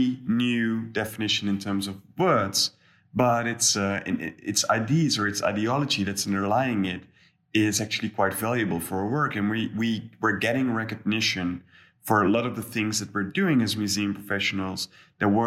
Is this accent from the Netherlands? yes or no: yes; Netherlands; I'm from the Netherlands